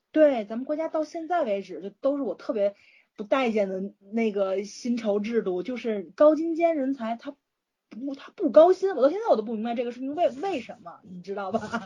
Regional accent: Tianjin, China; 我们天津这边

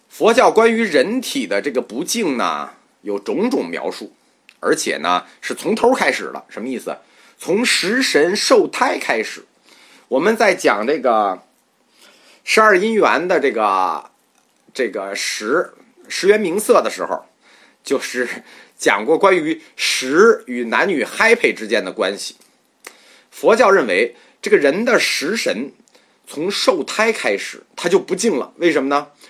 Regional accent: China; 我们中国人

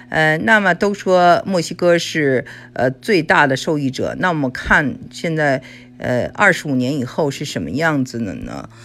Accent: China; now in United States; 我们中国人哈，就是我们在中国长大的时候

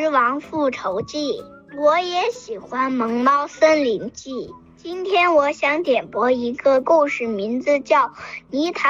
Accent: Chongqing, China; 我今年五岁半了，我来自重庆。

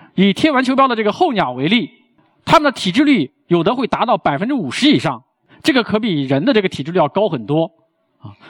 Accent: China; 我们身为中国人，可能并没有那么充分地认识到中国之美

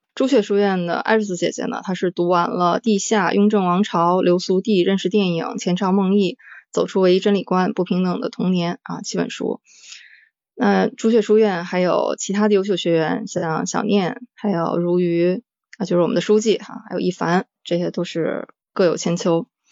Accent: Northeast China, China; 我是来自东北的猫

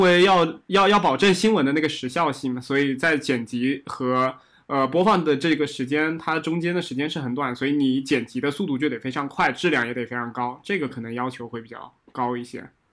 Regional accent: Nantong, Jiangsu, China; also born or lived in Fujian; 我小确实的时候这样是在，也是在江苏长大的嘛，然后我当时在南嗯。通

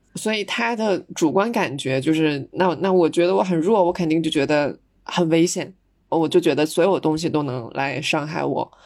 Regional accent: China; 我们中国人

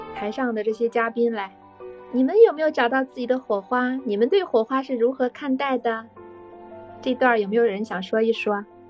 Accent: China; 我们中国人

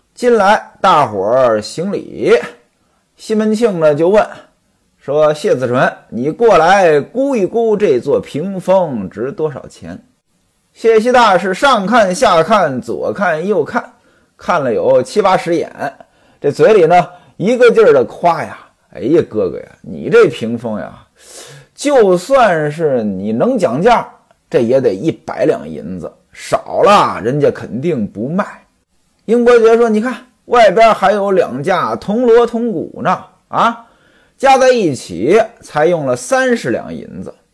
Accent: northern China, China; moved away; 现在长大了呀，我到冬天回我们老家

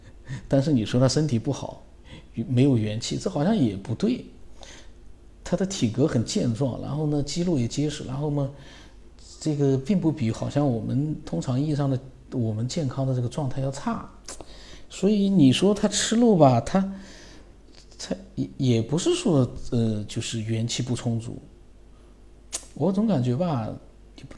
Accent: China; 他说第一个呢，我们中国人常说的常喝热水，其实就是来自于中医的理论

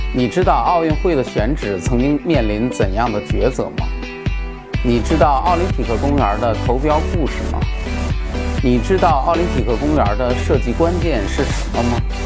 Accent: China; 一般我们中国人听完这个故事很多人都会立马感叹

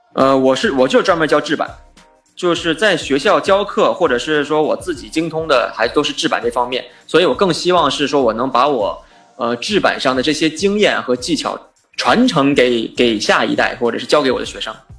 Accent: China; moved away as an adult; now in Los Angeles, United States; 作为一个留学生来到美国，中国留学生

